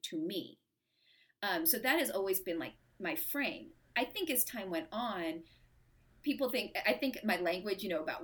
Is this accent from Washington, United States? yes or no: yes; Seattle, Washington, United States; grew up in the suburbs of Seattle in the late 70s and early 80s